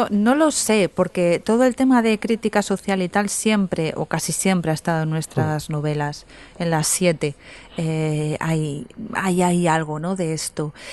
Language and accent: Spanish; Candasnos, Aragon, Spain; yo soy de Candasnos.